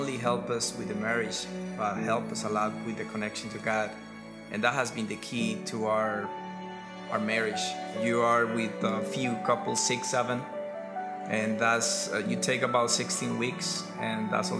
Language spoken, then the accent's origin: English; Colombia; also born or lived in Reading, Pennsylvania; now in Florida, United States; And I'm original from Colombia.